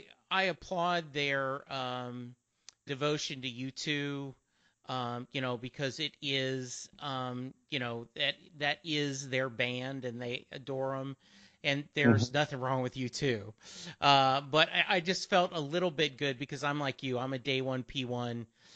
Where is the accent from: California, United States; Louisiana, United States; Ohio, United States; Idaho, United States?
Louisiana, United States; Growing up in Louisiana, no concept of seeing him.